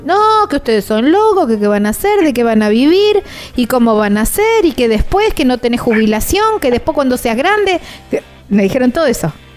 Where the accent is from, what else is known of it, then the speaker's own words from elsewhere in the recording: Argentina; son del sur de la provincia de Santa Fe, muy cerquita de donde yo soy